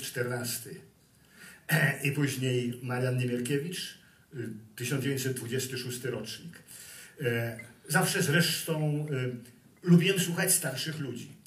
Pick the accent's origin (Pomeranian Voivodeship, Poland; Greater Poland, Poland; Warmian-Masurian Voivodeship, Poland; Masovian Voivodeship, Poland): Pomeranian Voivodeship, Poland; Gdynia; moved away as an adult; also born or lived in California; ja jestem prawdziwym Gdynianinem, bo zostałem urodzony w Gdyni na jednej z najstarszych ulic na Abrahama